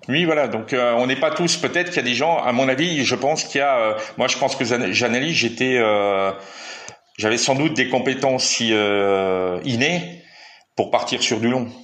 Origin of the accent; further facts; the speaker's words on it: Metz, Grand Est, France; je suis natif de Metz, donc dans, dans l'est de la France